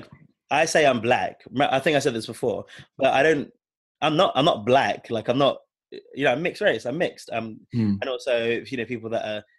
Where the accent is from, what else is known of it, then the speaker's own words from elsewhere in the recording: London, United Kingdom; we grew up in London